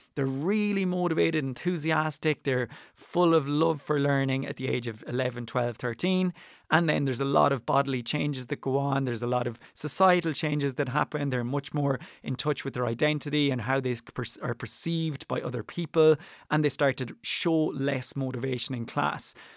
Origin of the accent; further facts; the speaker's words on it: Ireland; I am Irish, but I teach Spanish and French. They are not my native tongues.